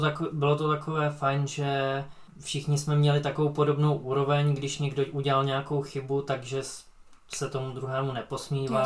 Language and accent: Czech; Czechia; jako jediný Čech tam